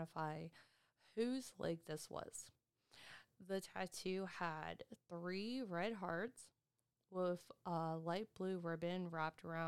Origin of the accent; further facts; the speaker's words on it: Erie, Pennsylvania, United States; moved away; I'm originally from Pennsylvania, Erie, Pennsylvania, so that's where most of my family is